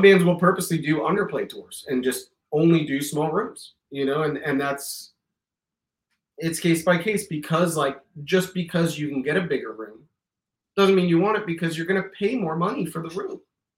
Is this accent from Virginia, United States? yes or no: no; Miami, Florida, United States; born or raised there